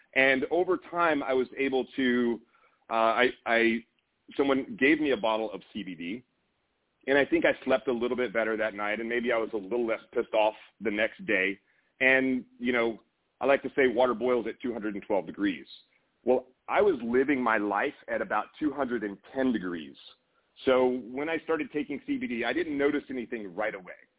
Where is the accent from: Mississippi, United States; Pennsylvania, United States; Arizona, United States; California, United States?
Mississippi, United States; Meridian; I grew up in Meridian, Mississippi, uh, not super far from you, I think, just a couple of hours